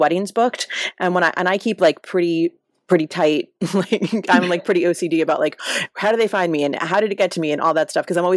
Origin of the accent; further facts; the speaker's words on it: New York City, New York, United States; now in Los Angeles, United States; I'm from Brooklyn in a fairly like middle class family.